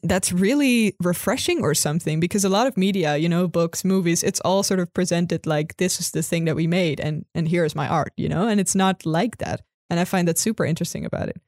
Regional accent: Netherlands; I'm from Holland

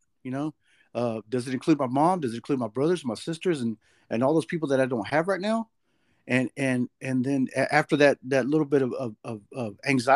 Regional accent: Dallas, Texas, United States; I'm from Dallas, Texas

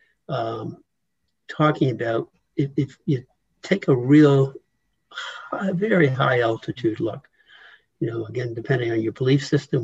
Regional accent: United States; here I was born in the United States

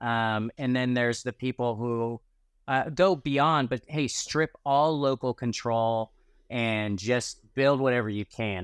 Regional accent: California, United States; as a Californian

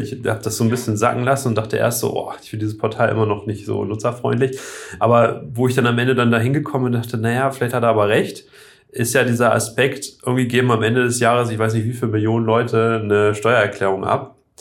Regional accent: Oldenburg, Lower Saxony, Germany; also born or lived in Hambühren, Lower Saxony; in Oldenburg anrufen und sagen, habt ihr noch einen Zettel, wo ich, drauf, wo ich geboren bin

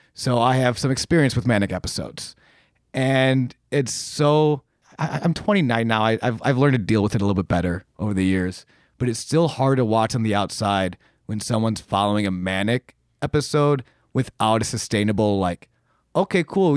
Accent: Buffalo, New York, United States; moved away as an adult; I come from Buffalo, New York, um, where I did stand-up for many, many years back there

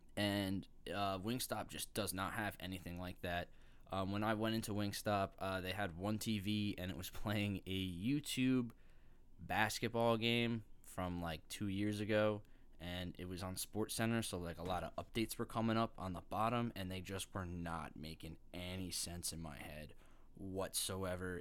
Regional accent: Long Island, New York, United States; moved away as an adult; now in New Jersey, United States; I currently live in New Jersey, right around my campus. But I wasn't always from here. In fact, I'm from Long Island, and that's where my picky days really started

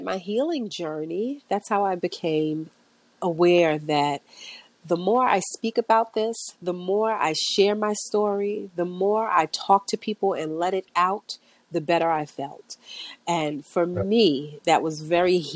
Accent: New York City, New York, United States; I was born and raised in Brooklyn

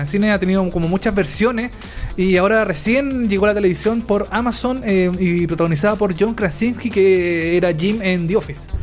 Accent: Chile; acá en Chile

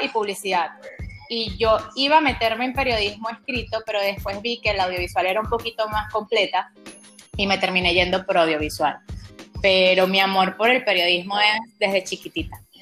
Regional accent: Venezuela; born or raised there; moved away as an adult

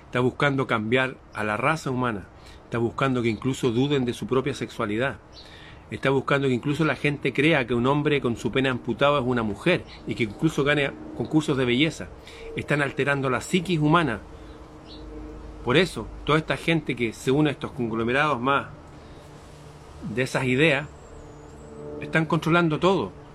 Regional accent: Chile

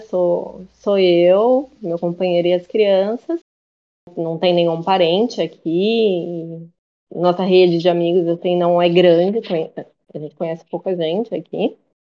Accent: Brazil; moved away as an adult; also born or lived in Australia; Já tem uns anos já que eu saí do Brasil.

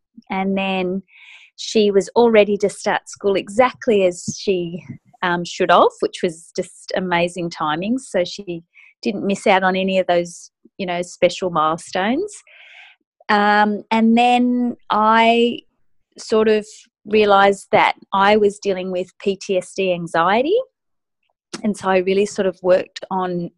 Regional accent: Sydney, New South Wales, Australia; I'm from Sydney, Australia.

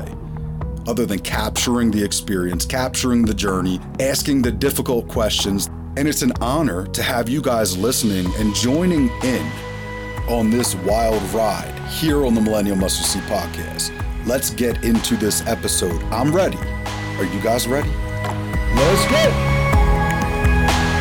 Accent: Montgomery County, outside Philadelphia, Pennsylvania, United States; also born or lived in Reading, Pennsylvania; Grew up outside of Philadelphia, Pennsylvania, in Montgomery County.

